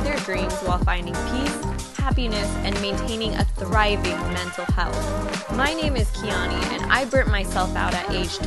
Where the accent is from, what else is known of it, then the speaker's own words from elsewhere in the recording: San Diego, California, United States; I'm originally from San Diego, but right now I am slow traveling through South Africa and Europe.